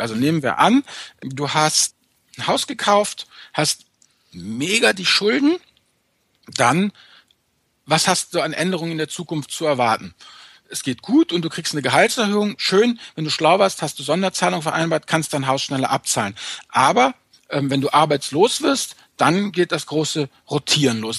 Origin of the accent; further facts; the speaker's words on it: Rhineland, Germany; um es mal als, als Rheinländer zu sagen